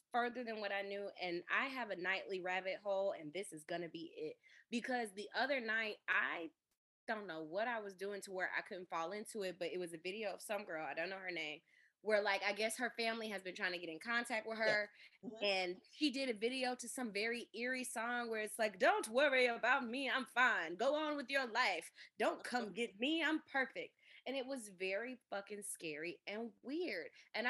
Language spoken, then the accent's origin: English; Michigan, United States; I'm from Michigan.